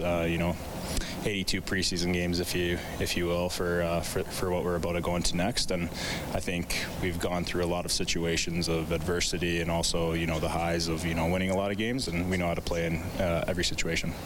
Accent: Edmonton, Alberta, Canada; growing up in Edmonton

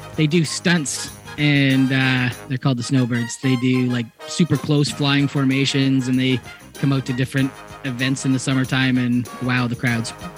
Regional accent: Hamilton, Ontario, Canada; I grew up just outside of Hamilton

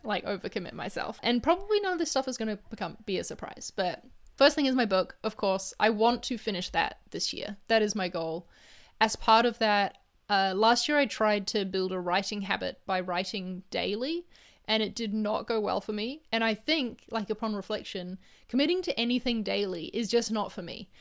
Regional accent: New Zealand; moved away; I'm in my home country

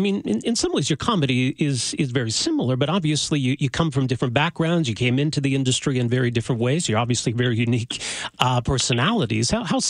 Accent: Edmonton, Alberta, Canada; moved away; I'm originally from Edmonton

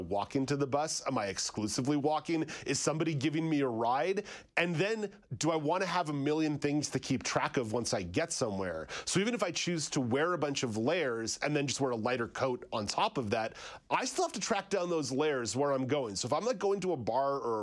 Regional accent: Montreal, Quebec, Canada; also born or lived in Ottawa; now in Southern Ontario, Canada; I grew up in Montreal

